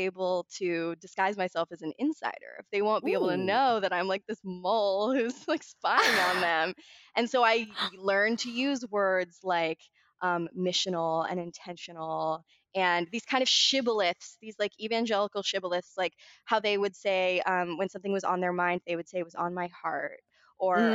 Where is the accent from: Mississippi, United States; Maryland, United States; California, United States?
Maryland, United States; Baltimore; now in Los Angeles, United States; I grew up in Baltimore.